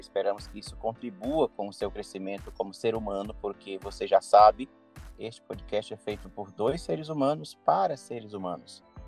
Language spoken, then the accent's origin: Portuguese; Carolina, Maranhão, Brazil; moved away; eu estou na minha cidade natal, na cidade de Carolina, estado do Maranhão, onde eu nasci e cresci